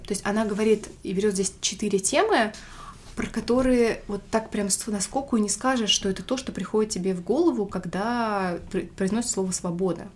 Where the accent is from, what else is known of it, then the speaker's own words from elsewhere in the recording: Russia; как настоящий русский человек